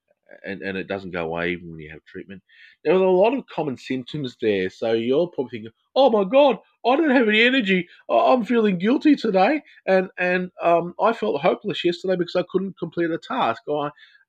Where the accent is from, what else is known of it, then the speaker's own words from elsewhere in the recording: Australia; accent: Australian English; my accent. It's Australian English